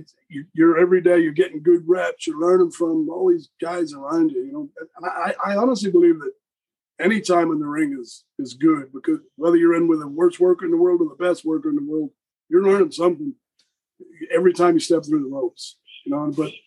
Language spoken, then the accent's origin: English; Wigan, North West England, United Kingdom; I come from Wigan.